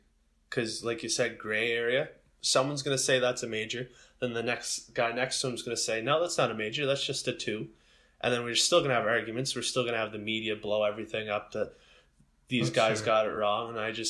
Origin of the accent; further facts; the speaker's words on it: Sackville, Canada; I grew up in Sackville, and Sackville is the big football town.